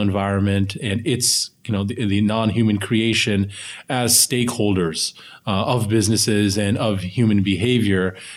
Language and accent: English; United States; we as American Muslims